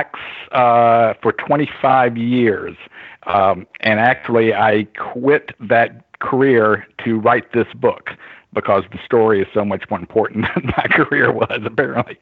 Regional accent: Richmond, Virginia, United States; I live in Richmond, Virginia. Actually, I was born in Richmond, Virginia

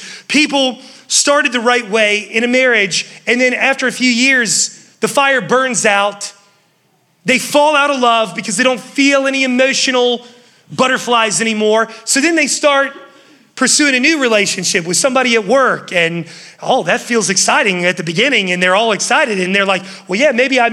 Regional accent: West Virginia, United States; now in Charlotte, United States; I was from West Virginia. Growing up, my dad was like, hey, you're gonna mow all the neighbor's yards.

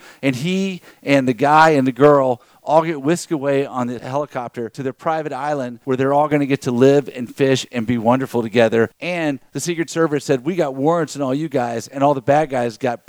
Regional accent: Lafayette, Louisiana, United States; now in Texas, United States; I'm from the U.S., from Texas, but originally from Louisiana. And she goes, what part? I said, Lafayette.

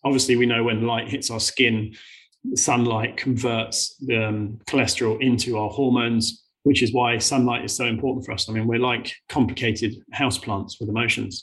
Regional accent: United Kingdom; we're British

